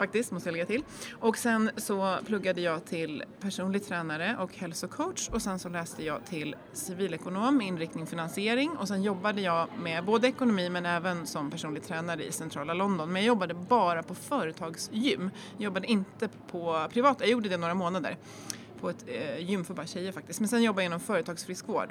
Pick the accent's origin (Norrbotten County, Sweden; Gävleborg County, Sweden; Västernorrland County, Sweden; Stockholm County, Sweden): Stockholm County, Sweden; Järfälla; now in Jämtland, Sweden; Jag är uppväxt i Jakobsberg